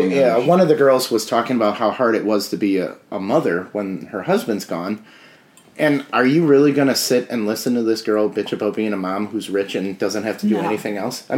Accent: Jackson, Wisconsin, United States; also born or lived in Milwaukee, Wisconsin; I was born in Milwaukee, grew up in Jackson.

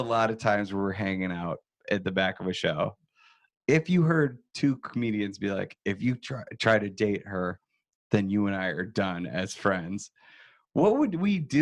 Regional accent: Wisconsin, United States; as like Wisconsinites

